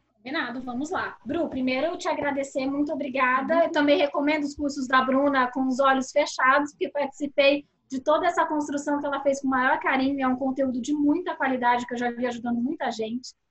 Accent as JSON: {"language": "Portuguese", "country": "Brazil", "said": "A gente, como brasileiro"}